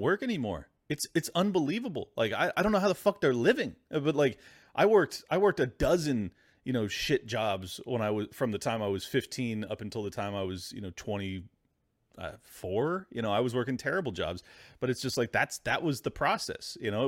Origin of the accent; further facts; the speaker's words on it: San Diego, California, United States; my hometown of San Diego